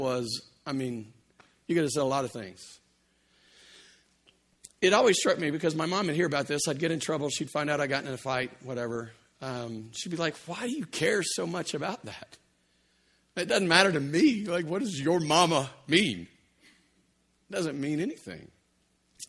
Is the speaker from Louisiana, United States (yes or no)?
yes; Louisiana, United States; I grew up in Louisiana